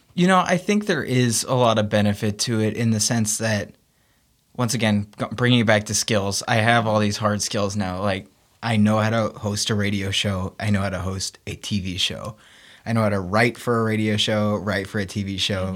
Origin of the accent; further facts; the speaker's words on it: Memphis, Tennessee, United States; moved away; I'd love to get back to Memphis and work for my hometown team, the Memphis Grizzlies